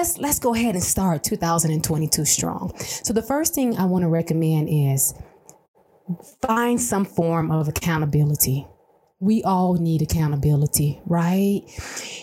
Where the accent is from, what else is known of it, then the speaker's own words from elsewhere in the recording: Atlanta, Georgia, United States; moved away as an adult; now in El Paso, United States; I'm from Atlanta originally.